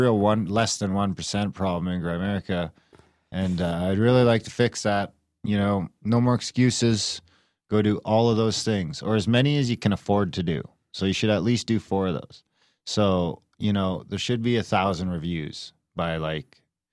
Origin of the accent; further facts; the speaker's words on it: Canada; Native Canadian? Yeah, I guess.